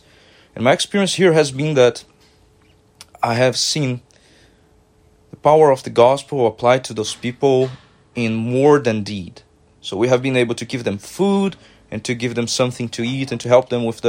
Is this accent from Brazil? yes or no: yes; Brazil; moved away as an adult; now in Grand Rapids, United States; I'm originally from Brazil.